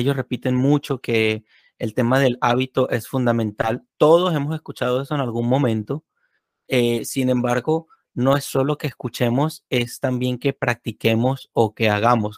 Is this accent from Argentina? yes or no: no; Venezuela; moved away; aquellos que venimos de Venezuela